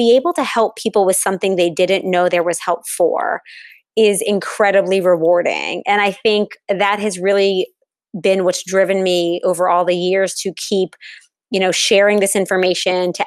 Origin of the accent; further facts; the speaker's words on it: New Orleans, Louisiana, United States; I am located in New Orleans, which is my hometown